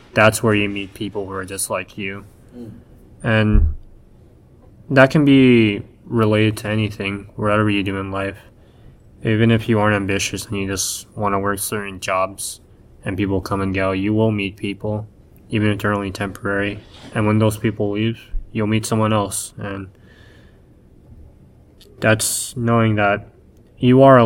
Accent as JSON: {"language": "English", "country": "United States", "said": "becoming a manga artist as an American"}